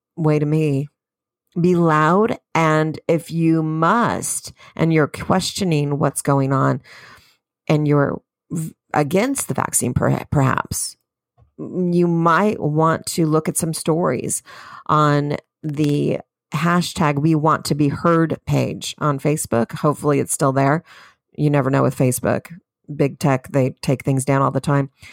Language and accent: English; California, United States; I'm from California